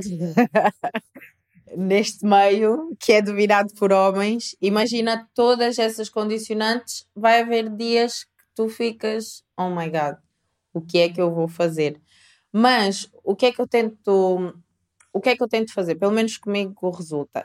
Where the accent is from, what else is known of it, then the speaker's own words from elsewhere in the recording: Coimbra, Centro, Portugal; also born or lived in Angola; Eu vim para Portugal muito pequeno. Eu vim com 3 anos. Uh, tive uma cultura extremamente portuguesa. Eu cresci em Coimbra, uh, no interior de Coimbra